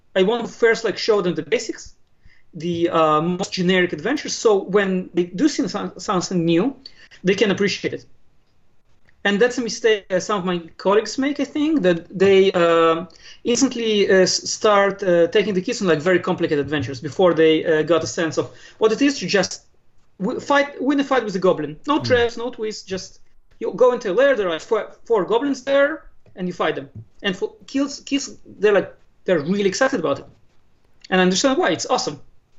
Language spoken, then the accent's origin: English; Israel; also born or lived in Moscow, Russia; I was born in Moscow. {S0} Okay. {S1} But I came to Israel very young. I was 5. So I was mostly raised in Israel, but I come from a Russian-speaking home.